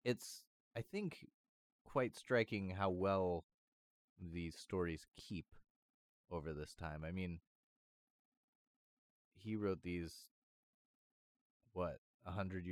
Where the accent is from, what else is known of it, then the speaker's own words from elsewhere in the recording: United States; being from an American background